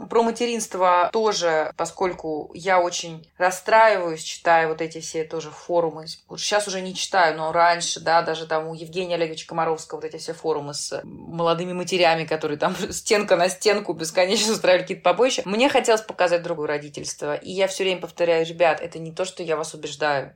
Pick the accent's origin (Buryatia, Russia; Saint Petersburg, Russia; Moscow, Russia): Saint Petersburg, Russia; moved away as an adult; now in Netherlands; я из Петербурга